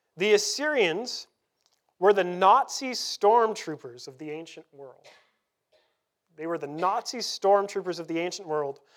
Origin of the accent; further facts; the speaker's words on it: Canada; also born or lived in Vancouver; we're Canadian